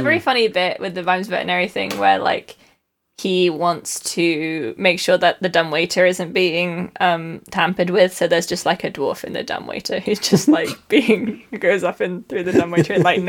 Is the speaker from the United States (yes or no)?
no; United Kingdom; Oh so my god. Oh, I'm British.